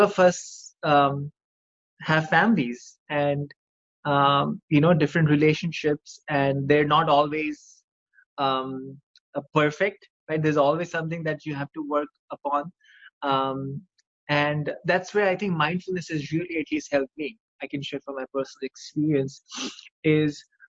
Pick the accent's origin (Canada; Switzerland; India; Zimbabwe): India; moved away as an adult; now in United States; I grew up in India. I you know, I had this great group of friends, and we graduated from high school in 2006, and you know, I moved to the United States